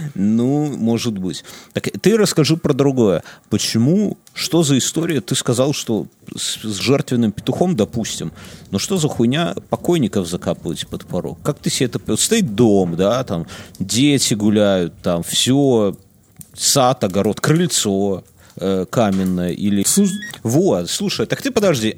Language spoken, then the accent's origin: Russian; Belarus; мы все белорусы